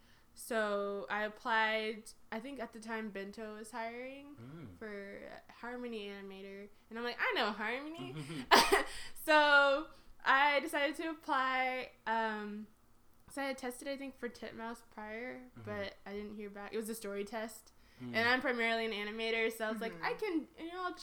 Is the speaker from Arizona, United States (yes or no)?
no; Atlanta, Georgia, United States; And it was, like, a California number because I'm from Atlanta.